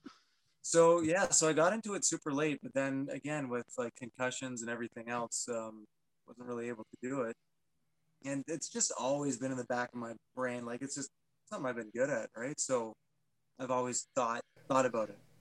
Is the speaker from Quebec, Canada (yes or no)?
no; Penetanguishene, Ontario, Canada; I am born and raised in Penetang, small town fella